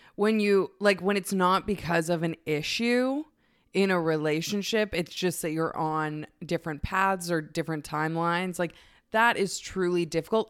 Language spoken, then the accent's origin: English; Canada; I'm a lesbian from Canada